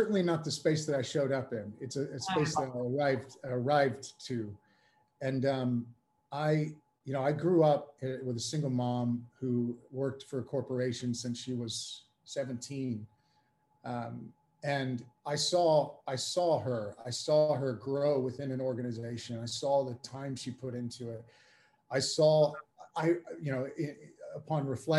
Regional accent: United States; moved away as an adult; now in United Kingdom; I'm an American coming into the UK

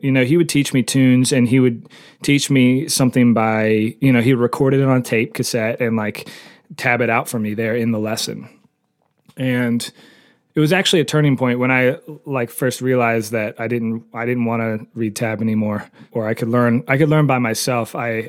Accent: Greensboro, North Carolina, United States; now in Pisgah Forest, United States; I'm from from Greensboro, North Carolina originally, but I live in Pisgah Forest, North Carolina, which is about 30 minutes outside of Asheville.

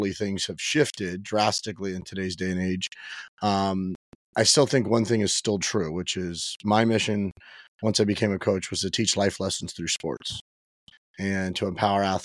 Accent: Miami, Florida, United States; I was born and raised in Miami

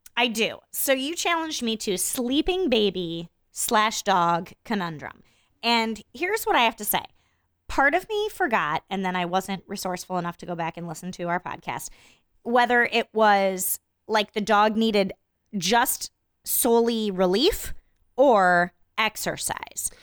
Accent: Iowa, United States; I grew up in Iowa in a different time

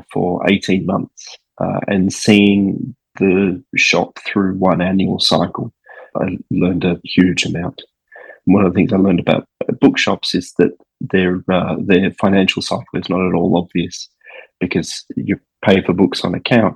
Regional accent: Darwin, Northern Territory, Australia; now in Hobart, Australia; I grew up in Darwin, which is sort of Australia's northernmost capital

